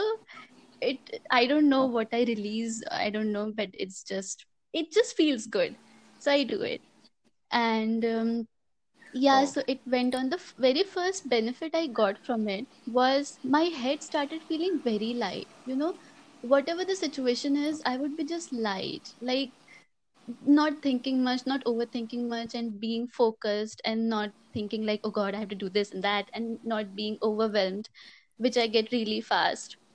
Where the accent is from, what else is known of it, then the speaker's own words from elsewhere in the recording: Renukoot, Uttar Pradesh, India; moved away as an adult; now in Mumbai, India; I'm basically from Renukoot, which is a small town in UP. And I moved here in Bombay 4 years ago